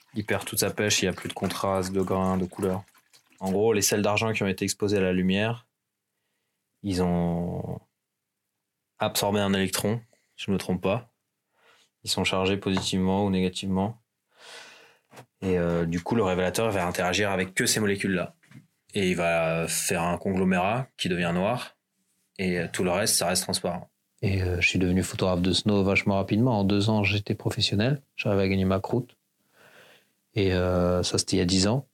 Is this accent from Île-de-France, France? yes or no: yes; Hauts-de-Seine, Île-de-France, France; moved away as an adult; je viens de la banlieue de Paris, j'ai grandi là-bas, dans le 9-2, et euh, je me suis barré de Paname dès que j'avais 18 ans